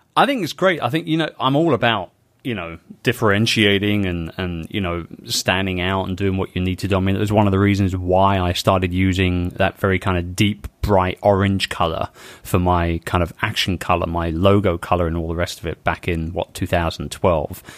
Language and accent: English; London, United Kingdom; my hometown of London